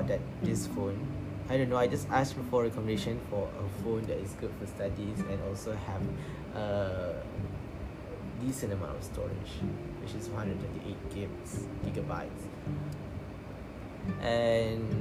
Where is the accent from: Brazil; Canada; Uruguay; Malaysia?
Malaysia; I'm from Malaysia, of course. This is your basic Malaysia, Malay nerd guy